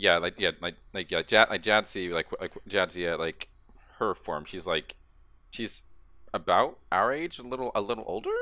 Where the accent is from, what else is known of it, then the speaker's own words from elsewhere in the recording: Texas, United States; I'm a Texan